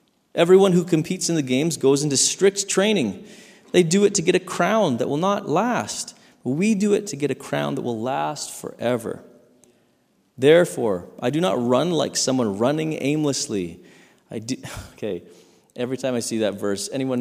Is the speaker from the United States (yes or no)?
no; Saskatchewan, Canada; growing up in Saskatchewan